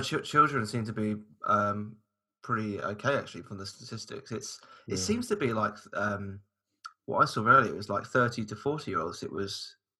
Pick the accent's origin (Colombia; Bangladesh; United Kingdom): United Kingdom; us in the UK